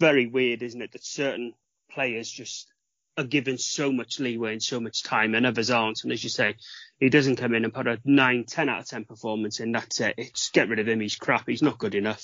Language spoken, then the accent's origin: English; Wales, United Kingdom; being a Welshman